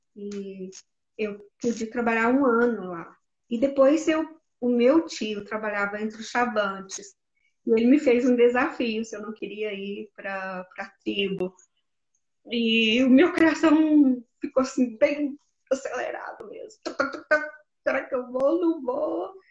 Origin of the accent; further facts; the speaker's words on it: Jataí, Goiás, Brazil; moved away; na minha cidade, que eu sou de Jataí, Goiás